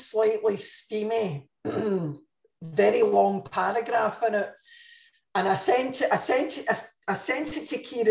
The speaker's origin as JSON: {"language": "English", "town": "Glasgow", "region": "Scotland", "country": "United Kingdom", "moved": "as an adult", "lives_now": "Dordogne, France", "said": "I'm a Glaswegian"}